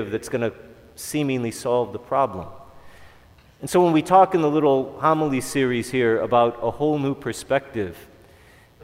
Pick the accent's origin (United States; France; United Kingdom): United States; Chicago, Illinois; I'm from Chicago